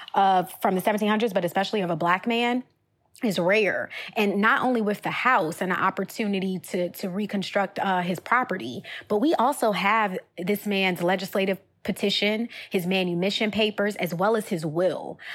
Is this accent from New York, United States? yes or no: no; Richmond, Virginia, United States; We're from Richmond, Virginia, former capital of the Confederacy.